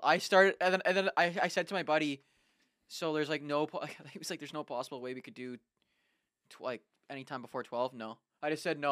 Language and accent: English; Canada; I'm a Canadian